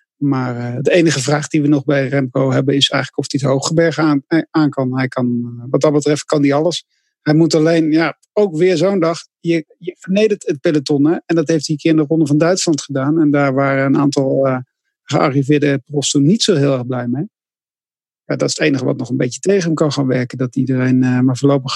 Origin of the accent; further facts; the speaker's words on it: Netherlands; wij vinden als Nederlanders